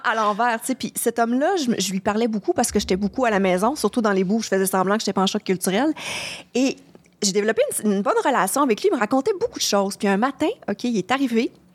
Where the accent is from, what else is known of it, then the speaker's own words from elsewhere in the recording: Quebec, Canada; accent: gros accent québécois; mon gros accent québécois euh, extrême